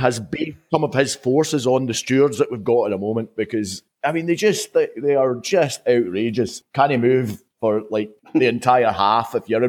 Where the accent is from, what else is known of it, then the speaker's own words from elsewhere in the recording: Paisley, Scotland, United Kingdom; I was originally from Paisley